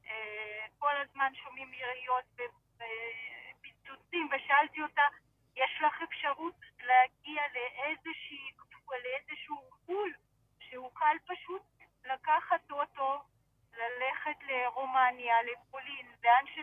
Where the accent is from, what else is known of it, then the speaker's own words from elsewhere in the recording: Sevastopol, Crimea, Ukraine; now in Israel; גדלנו ביחד בסבסטופול.